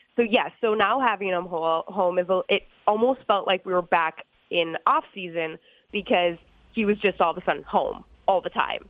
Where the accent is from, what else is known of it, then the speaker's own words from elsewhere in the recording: St. Cloud, Minnesota, United States; also born or lived in New Hampshire; I was born in New Hampshire but grew up in St. Cloud, Minnesota